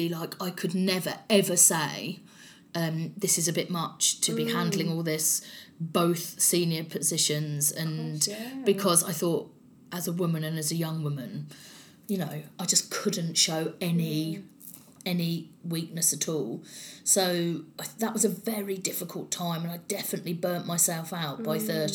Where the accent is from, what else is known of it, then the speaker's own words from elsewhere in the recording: London, United Kingdom; accent: strong South London; I'm from South London, I have a strong South London accent